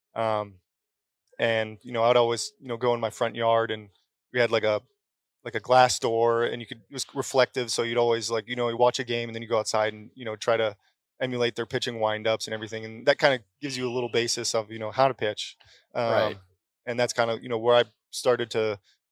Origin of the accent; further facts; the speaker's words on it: Connecticut, United States; I grew up in Connecticut